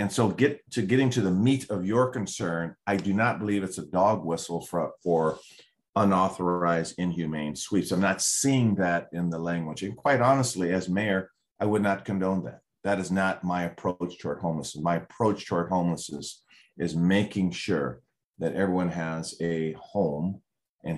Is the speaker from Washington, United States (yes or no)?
yes; Seattle, Washington, United States; I grew up in the Central District